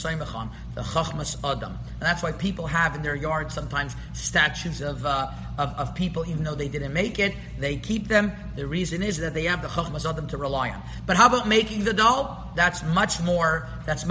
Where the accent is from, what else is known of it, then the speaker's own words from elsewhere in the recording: Montreal, Quebec, Canada; where I grew up in Montreal